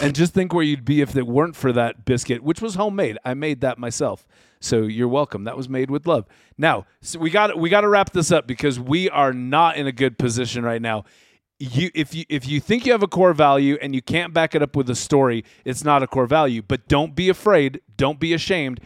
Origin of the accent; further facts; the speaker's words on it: Utah, United States; we're from Utah